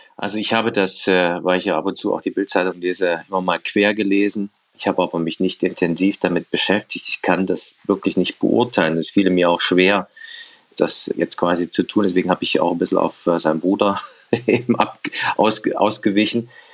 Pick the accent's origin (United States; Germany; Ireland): Germany; Erfurt, Thuringia; ich bin ja natürlich bin in der Kurve von Rot-Weiß Erfurt groß geworden